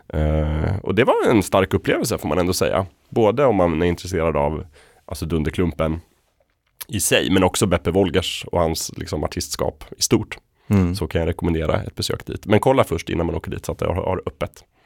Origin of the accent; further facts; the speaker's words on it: Östersund, Jämtland, Sweden; i Östersund då, där jag växte upp